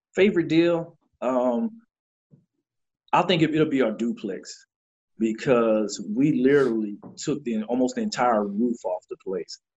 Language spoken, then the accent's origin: English; Lower Alabama, United States; also born or lived in Detroit, Michigan / Warner Robins, Georgia; was born in Detroit, Michigan, stayed there for about eight years, and then relocated with my parents to uh, Alabama. I call it L.A. Lower Alabama